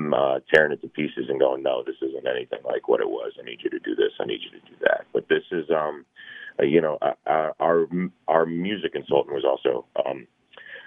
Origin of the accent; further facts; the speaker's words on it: Kennesaw, Georgia, United States; I grew up in Kennesaw, Georgia, a little town north of Atlanta.